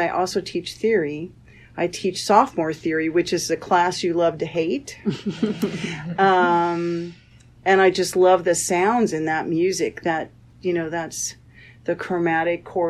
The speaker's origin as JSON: {"language": "English", "region": "Indiana", "country": "United States", "also_born_or_lived": "Iowa / Rochester, New York", "moved": "as an adult", "lives_now": "Florida, United States", "said": "I'm originally from Indiana, and I did my undergraduate at Butler"}